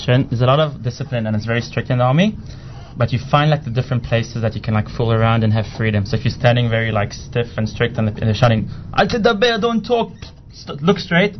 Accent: Israel; I was born in Israel

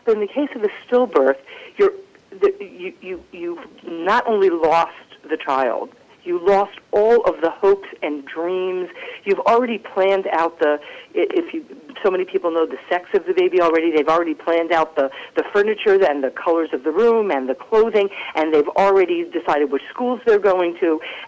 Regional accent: Maryland, United States; now in New Jersey, United States; I grew up in Maryland, actually, in a modern Orthodox community, and I came to go to school in New York

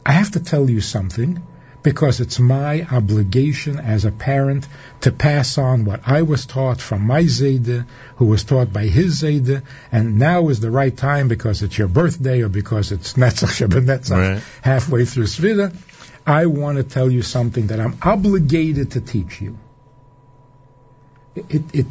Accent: New York City, New York, United States; also born or lived in Minnesota; I was growing up in Crown Heights on President Street in a little apartment

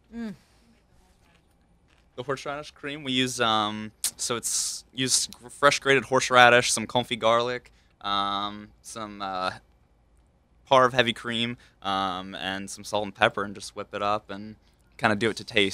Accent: Hickory, North Carolina, United States; accent: southern; moved away; I grew up in Hickory, North Carolina

